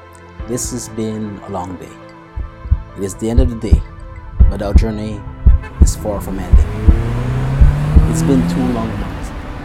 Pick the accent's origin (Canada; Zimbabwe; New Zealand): Canada; And we are actually from the other end of the world. He is from India. We're from Canada.